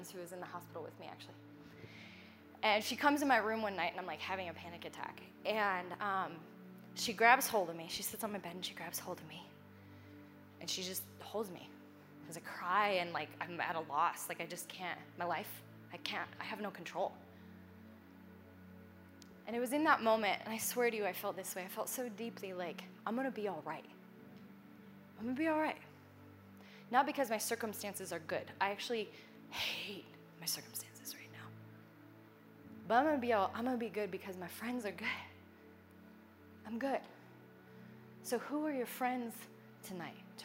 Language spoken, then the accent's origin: English; Nebraska, United States; moved away; I'm from Nebraska